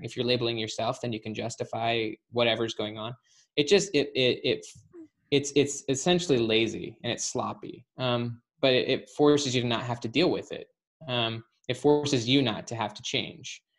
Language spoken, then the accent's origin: English; Salt Lake City, Utah, United States; moved away; Salt Lake City.